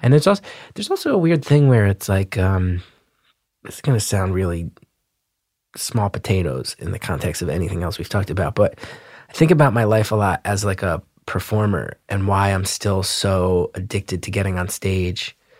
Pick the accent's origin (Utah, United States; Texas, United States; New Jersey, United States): New Jersey, United States; growing up in Jersey